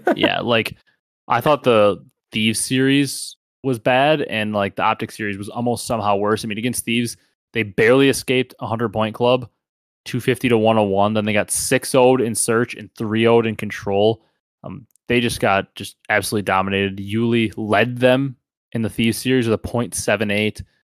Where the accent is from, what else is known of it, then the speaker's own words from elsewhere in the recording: Wisconsin, United States; we're from the Midwest and Wisconsin